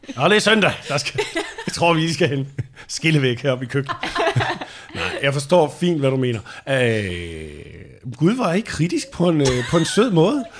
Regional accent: northeast of Randers, Central Denmark Region, Denmark; moved away; hvor jeg voksede op nordøst for Randers

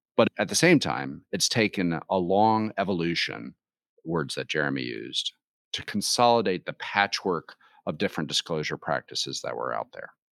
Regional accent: United States; those of us who grew up in the United States

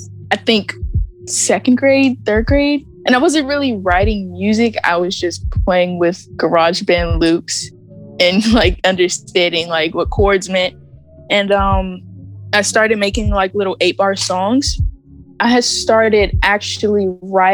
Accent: Clinton, Maryland, United States; I grew up in Clinton, Maryland

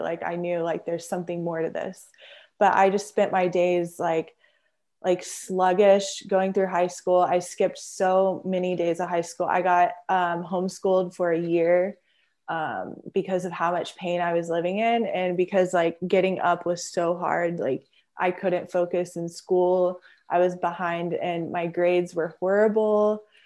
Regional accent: Houston, Texas, United States; also born or lived in Friendswood, Texas; I'm from Houston, Texas, and I was born south of Houston in Friendswood. And, um, yeah, I, I grew up in the suburbs

